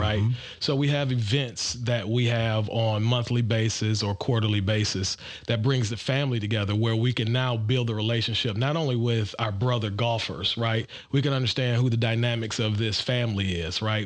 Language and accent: English; Detroit, Michigan, United States; now in Atlanta, United States; I'm also from the Midwest. I'm originally from Detroit, Michigan